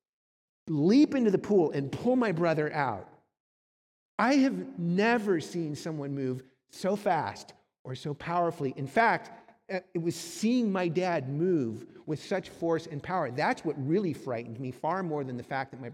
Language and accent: English; Southern California, United States; also born or lived in Cleveland, Ohio; My family moved from Cleveland, Ohio to sunny Southern California